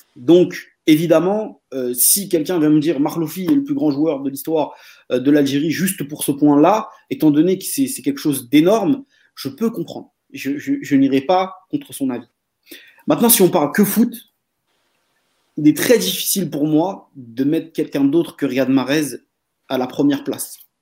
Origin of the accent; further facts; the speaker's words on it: Marseille, Provence-Alpes-Côte d'Azur, France; en tant que Marseillais